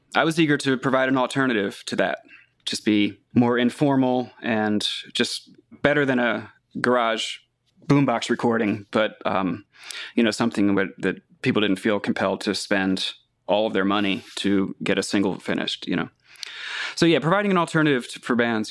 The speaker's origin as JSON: {"language": "English", "town": "Catonsville", "region": "Maryland", "country": "United States", "tie": "born or raised there", "said": "Catonsville, Maryland, which is just about six miles outside Baltimore"}